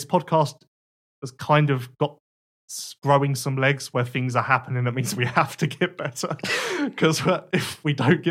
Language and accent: English; United Kingdom; Let's just go and have a cup of tea because we're British.